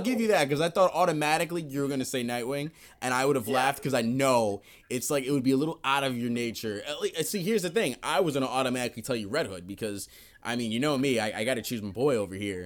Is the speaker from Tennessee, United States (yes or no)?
no; New York, United States; moved away; I'm from New York originally